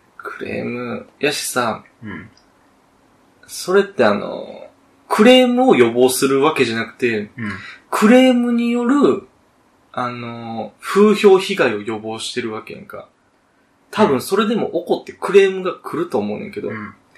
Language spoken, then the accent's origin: Japanese; Kansai, Japan; 我々、関西出 身やけどさ。